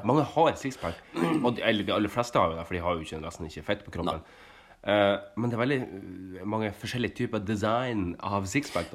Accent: Sandnessjøen, Nordland, Norway; now in Oslo, Norway; hjemme i Sandnessjøen

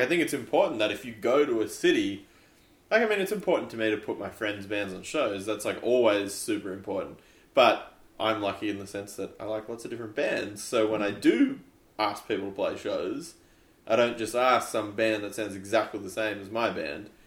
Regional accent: Canberra, Australian Capital Territory, Australia; we're from idiots from Canberra

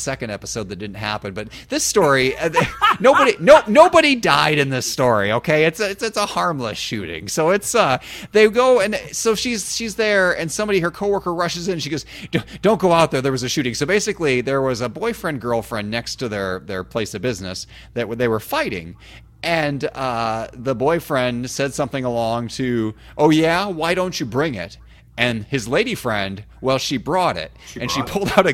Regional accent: Illinois, United States; moved away as an adult; now in Indiana, United States; I grew up in Illinois

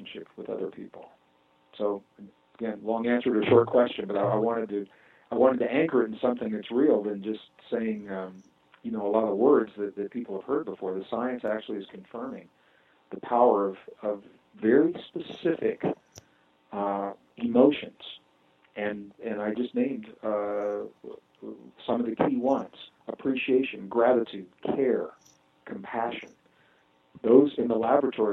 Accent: Midwest, United States; I was born and raised in the Midwest

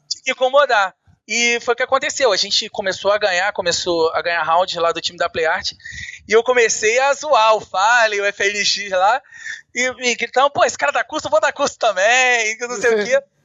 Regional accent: Rio de Janeiro, Brazil; eu sou do Rio de Janeiro

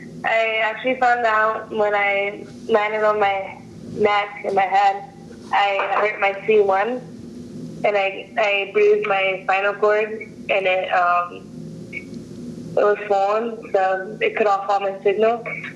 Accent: Chiang Mai, Thailand; born there; Yeah, I was born in Chiang Mai, Thailand.

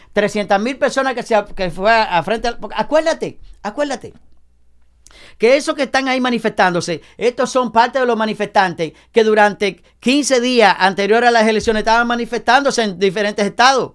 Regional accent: Dominican Republic; now in United States; en mi país, República Dominicana

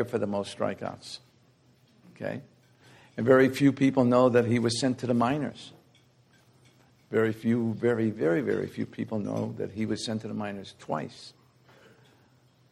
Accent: New York City, New York, United States; I grew up in the Bronx, guys, South Bronx.

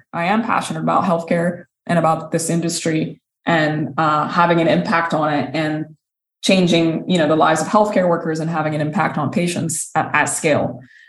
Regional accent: Sudan; also born or lived in Saudi Arabia / United Kingdom; now in United States; I'm originally from Sudan. I grew up in several different countries. I've lived in Saudi Arabia. I've lived in the UK before immigrating to the US when I was 24 years old.

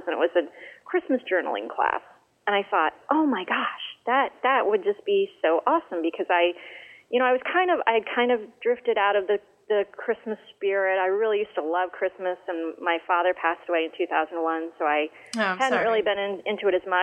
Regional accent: Portage, Michigan, United States; I grew up somewhat in near Kalamazoo

